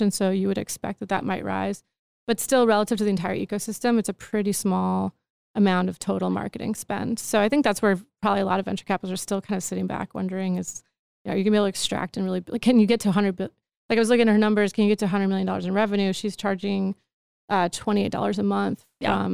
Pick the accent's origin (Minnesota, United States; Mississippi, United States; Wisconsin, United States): Wisconsin, United States; moved away; also born or lived in Austin; I'm from Wisconsin